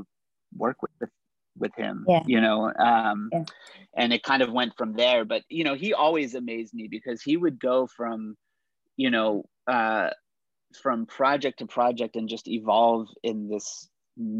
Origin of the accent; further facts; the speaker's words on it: Pittsburgh, Pennsylvania, United States; moved away; also born or lived in New York; my hometown of Pittsburgh